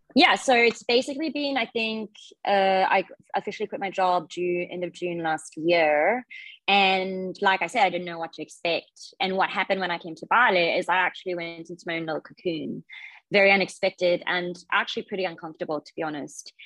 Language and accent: English; Zimbabwe; moved away as an adult; also born or lived in Australia / Bangkok, Thailand; I grew up in Zimbabwe, so I was born there. I lived there for about 18 years and then went to Australia for university.